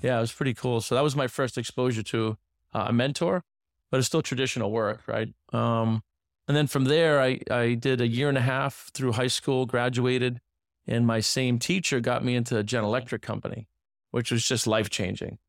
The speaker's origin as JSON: {"language": "English", "region": "north central Massachusetts", "country": "United States", "tie": "born or raised there", "also_born_or_lived": "Pennsylvania", "moved": "as an adult", "lives_now": "Miami, United States", "said": "I grew up, uh, in a, a smaller inner city, about fifty thousand people. It's actually north central Massachusetts, so, uh, about an hour outside of Boston"}